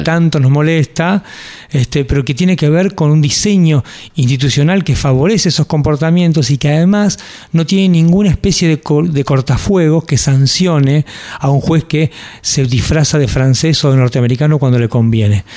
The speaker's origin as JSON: {"language": "Spanish", "country": "Argentina", "said": "somos los argentinos"}